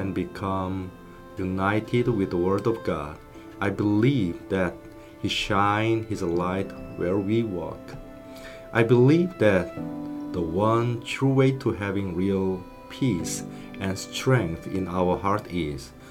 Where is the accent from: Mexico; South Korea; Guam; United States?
South Korea; now in England; I was born and raised in South Korea